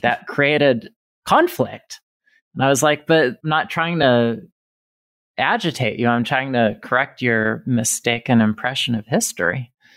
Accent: Reno, Nevada, United States; now in Indiana, United States; I was growing up in Reno, Nevada.

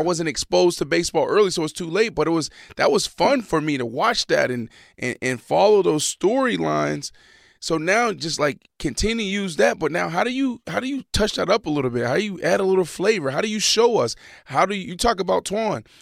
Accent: Pittsburgh, Pennsylvania, United States; growing up in Pittsburgh, like, we played football

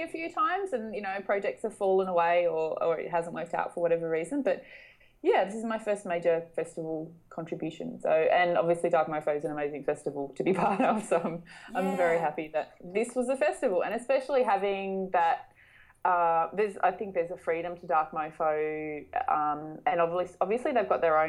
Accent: North West Coast, Tasmania, Australia; I grew up in Tasmania, so it's very much part of my own personal backstory

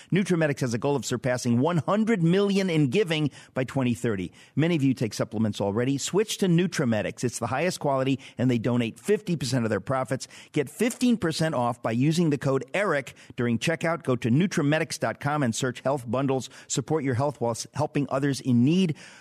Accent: New York, United States; I'm a New Yorker

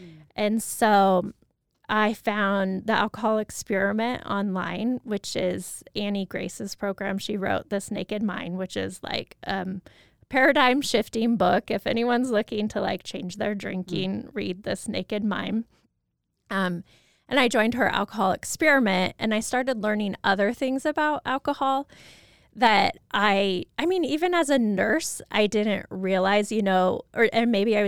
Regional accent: Moscow, Idaho, United States; Yes, so I grew up in Moscow.

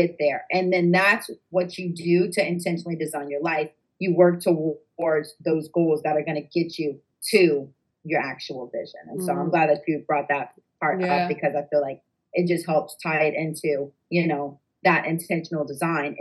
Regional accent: New York, United States; we're actually from New York

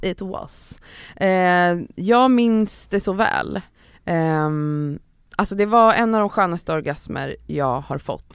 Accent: Stockholm, Stockholm County, Sweden; i ett villområde typ där jag växte upp mellan så här, eh, Älvsjö, Örby och Östberga

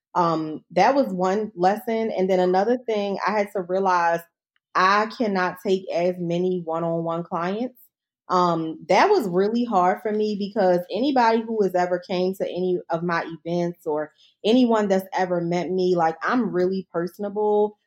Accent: Baltimore, Maryland, United States; I'm not from D C, I'm from Baltimore

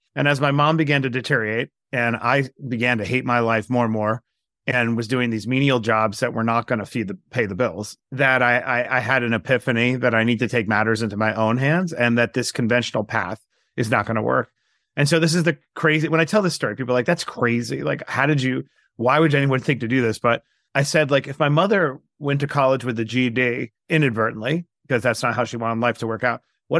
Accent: Queens, New York, United States; I grew up in Queens, New York, in a shoebox apartment on Springfield Boulevard in Bayside, and was born to a single mom.

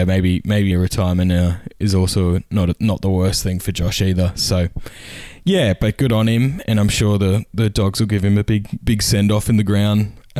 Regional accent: Queensland, Australia; I am a Queenslander.

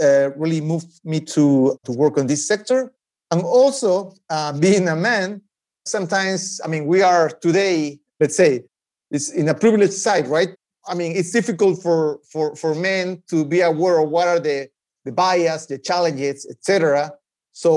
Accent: Peru; moved away; I'm originally from Peru

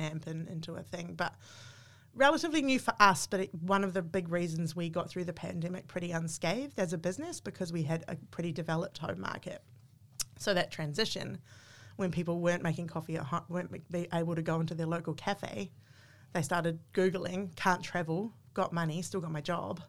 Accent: New Zealand; moved away as an adult; now in Australia

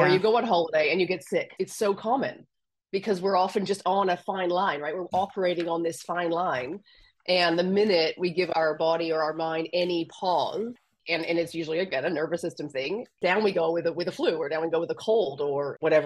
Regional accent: Canada; accent: Canadian; moved away as an adult; also born or lived in Australia; now in France; I'm Canadian, so my accent is Canadian. And I went from Canada to Australia at 26 for a month, and I stayed for 17 years.

